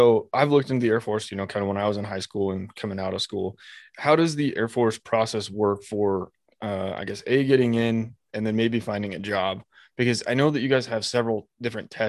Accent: Idaho, United States; I'm pretty much from Nowheresville, Idaho

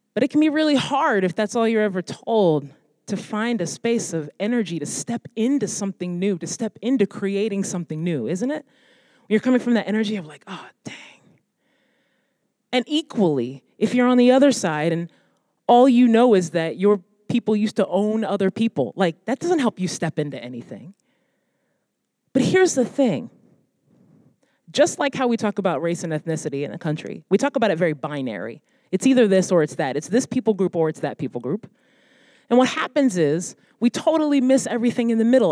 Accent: United States; my heritage and my come from being Black American

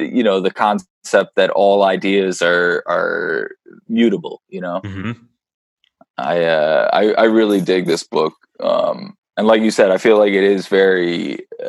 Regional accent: Ireland; I'm an Irishman

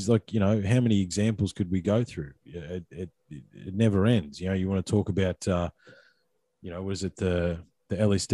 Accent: Australia; us as Australian people

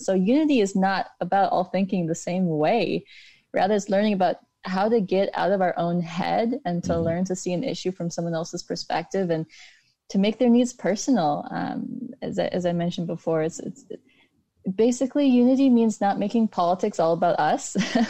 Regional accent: United States; It's easy for me as an Indian American

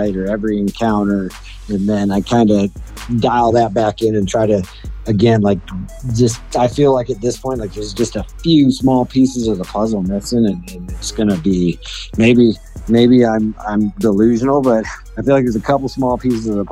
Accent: East Coast, United States; moved away; I grew up on the East Coast.

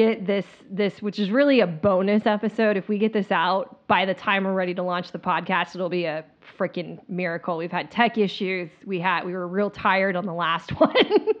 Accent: Midwest, United States; also born or lived in Northeast; So I grew up mainly in the Midwest and Northeast. And we drive to Florida for these vacations.

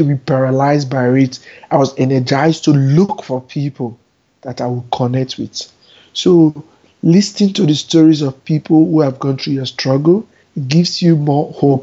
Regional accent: Nigeria; moved away as an adult; also born or lived in Abuja, Nigeria; now in New York, United States; I spent 26 years of my first 26 years of my life there

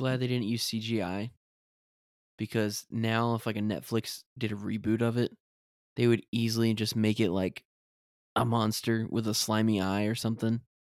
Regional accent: United States; as an American, with the perspective of an American

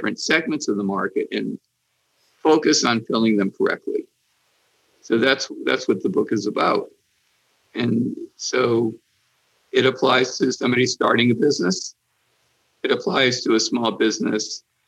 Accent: Hartford, Connecticut, United States; when I was a kid growing up in Hartford

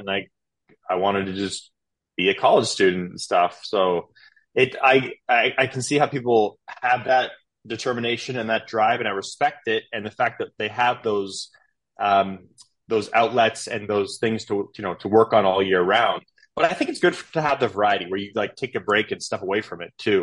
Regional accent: east of Toronto, Ontario, Canada; moved away as an adult; also born or lived in Philadelphia / New York / Miami; now in Texas, United States; I'm from Canada, born and raised, about two and a half hours outside of Toronto um, east of Toronto. I grew up on a 500 acre farm out there.

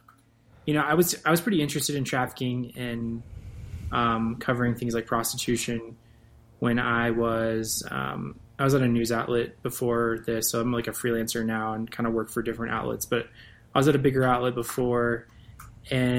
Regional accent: Northern Virginia, United States; moved away; I'm from Northern Virginia

